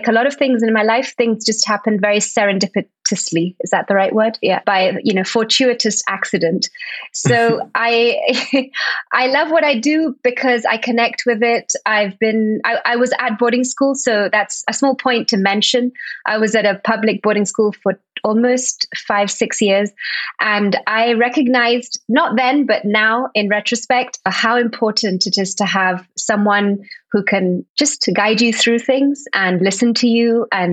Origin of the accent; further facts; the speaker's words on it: Spain; also born or lived in Barcelona; Born and brought up in Spain. I live in Barcelona, though. I have been for the last 20 years